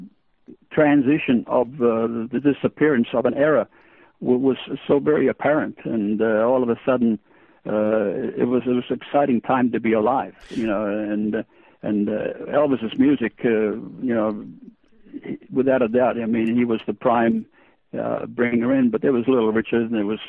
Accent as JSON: {"language": "English", "country": "Australia", "tie": "born or raised there", "also_born_or_lived": "Estonia", "second_language": "English", "said": "being born in Estonia, being a DP or a displaced person, and after the war, immigrating to Australia, and then I grew up basically in Australia, learning the new English language"}